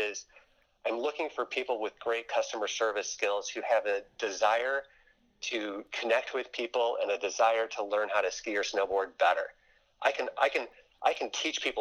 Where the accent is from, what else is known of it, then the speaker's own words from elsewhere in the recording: Lakeville, Minnesota, United States; I am from the Twin Cities area of Minnesota, technically in Lakeville